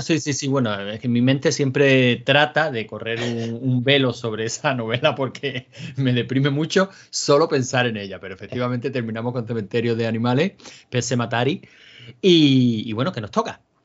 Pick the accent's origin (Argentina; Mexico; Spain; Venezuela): Spain; Andalusia; somos andaluces